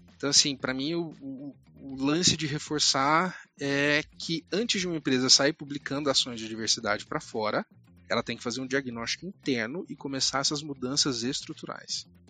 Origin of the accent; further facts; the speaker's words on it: Uberlândia, Minas Gerais, Brazil; moved away; eu sou natural de Uberlândia, interior de Minas Gerais